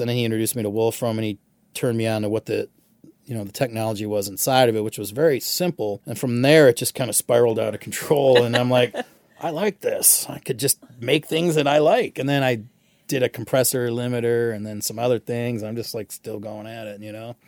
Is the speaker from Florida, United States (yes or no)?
no; Michigan, United States; growing up in Michigan.